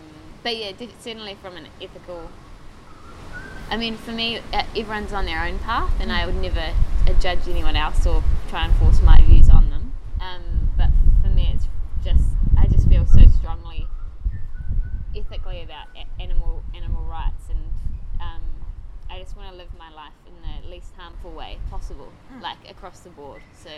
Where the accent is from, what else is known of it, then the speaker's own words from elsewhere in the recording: New Zealand; Oh, yeah, I'm from New Zealand, yes. I've been told, actually, when I talk to people from home, that I sound Australian.